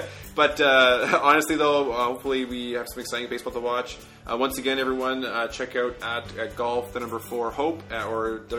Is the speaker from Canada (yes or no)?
yes; Toronto, Ontario, Canada; I'm from Toronto